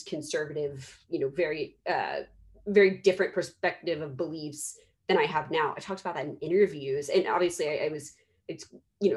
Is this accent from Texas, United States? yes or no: yes; Dallas, Texas, United States; I'm from Dallas, Texas. I say y'all.